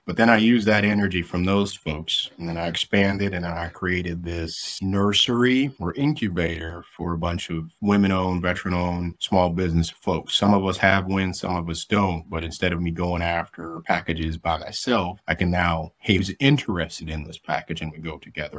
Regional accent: rural Missouri, United States; moved away as an adult; I had to unlearn everything I learned in rural Missouri as far as hunting

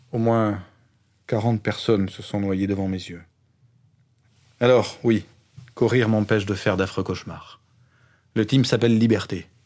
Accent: Iran; also born or lived in Afghanistan; Je suis né en Afghanistan, mais j'ai grandi en Iran. Pour venir ici, j'ai pris un bateau de la Grèce vers l'Italie.

